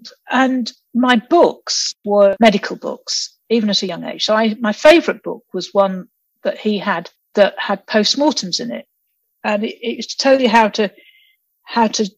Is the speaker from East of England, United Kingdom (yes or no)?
yes; Peterborough, East of England, United Kingdom; also born or lived in Nigeria; I came to England when I was quite young, actually. So I was born in Nigeria, but then we settled in Peterborough